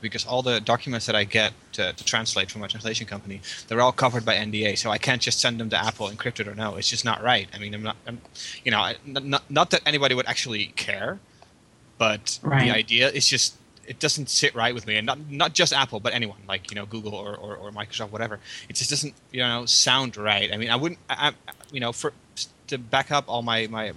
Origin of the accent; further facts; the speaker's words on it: Netherlands; as a Dutch citizen